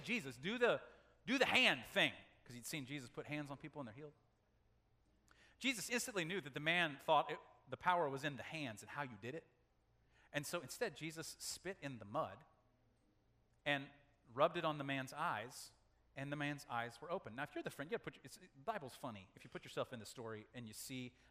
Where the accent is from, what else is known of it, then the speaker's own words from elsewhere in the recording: Nebraska, United States; As a kid growing up in Nebraska, that's Tornado Alley